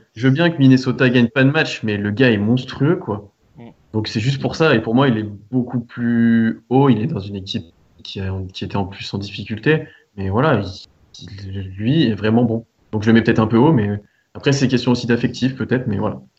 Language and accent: French; France; on est français aussi